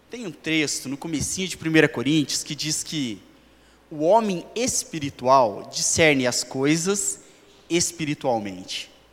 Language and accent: Portuguese; Brazil; nós, como brasileiros